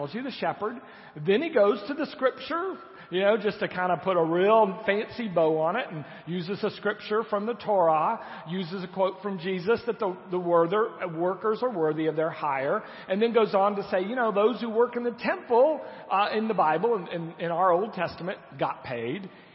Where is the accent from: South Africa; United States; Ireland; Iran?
United States; we Americans